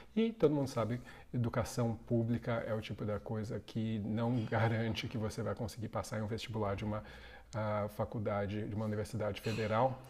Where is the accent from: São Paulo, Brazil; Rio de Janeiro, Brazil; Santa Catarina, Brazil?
São Paulo, Brazil; sou da zona sul de São Paulo. Nasci ali e passei a maior parte toda da minha infância, adolescência, morando na zona sul de São Paulo